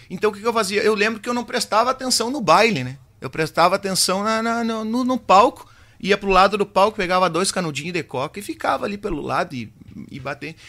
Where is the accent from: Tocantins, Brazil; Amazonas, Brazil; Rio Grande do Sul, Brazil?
Rio Grande do Sul, Brazil; Quaraí; also born or lived in Curitibanos; eu vim do interior, lá da Boa União, né? Terceiro Sim. distrito de Quaraí, então, até meus cinco anos eu vivi lá.